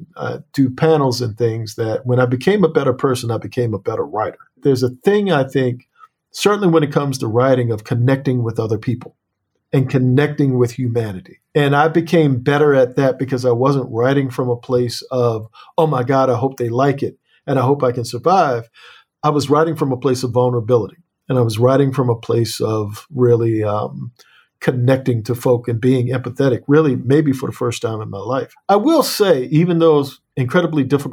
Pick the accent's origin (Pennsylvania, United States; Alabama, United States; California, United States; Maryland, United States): Maryland, United States; Annapolis